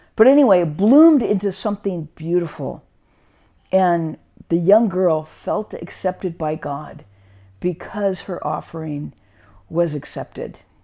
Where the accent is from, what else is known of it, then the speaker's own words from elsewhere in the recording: Carlsbad, California, United States; when we were growing up in Carlsbad, uh, my brothers and sisters and I, it didn't, didn't snow in Carlsbad